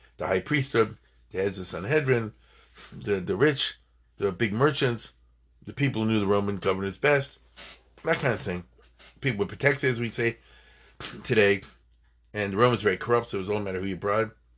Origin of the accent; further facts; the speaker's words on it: United States; we are American citizens